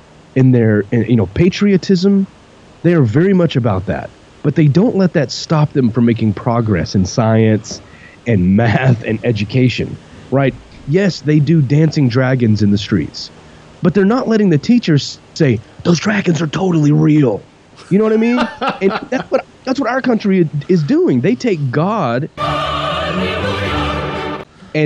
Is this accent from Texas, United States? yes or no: yes; Texas, United States; growing up in Texas